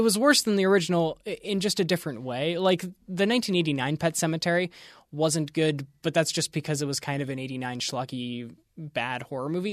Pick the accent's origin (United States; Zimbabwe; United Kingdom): United States; Western Pennsylvania; growing up in Western Pennsylvania